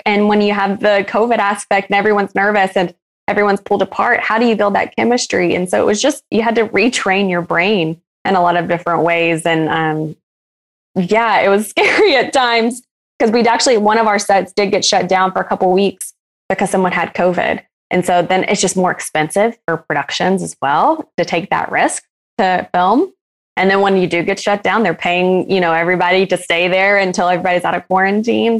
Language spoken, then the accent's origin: English; Alabama, United States; I am originally from Alabama